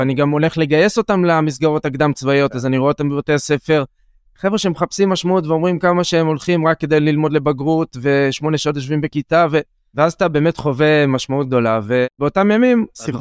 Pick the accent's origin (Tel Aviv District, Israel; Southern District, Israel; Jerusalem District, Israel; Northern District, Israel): Southern District, Israel; Hatzeva; גדלתי בבית אה, חקלאי, אה, הורים חקלאים, מגדלים עגבניות, אבטיחים, תמרים, בעצמי נתתי תמרים לפני כמה שנים, במושב חצבה, בערבה